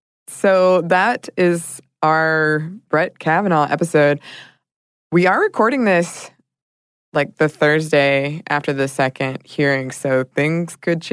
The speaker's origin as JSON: {"language": "English", "country": "Ireland", "said": "I am Irish, and as Ireland is a very small country, the vast majority of people have passports"}